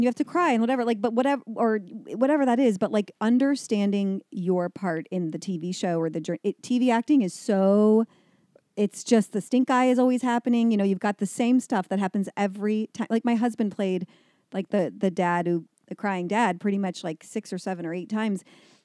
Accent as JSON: {"language": "English", "region": "Midwest", "country": "United States", "moved": "yes", "said": "we come from the Midwest"}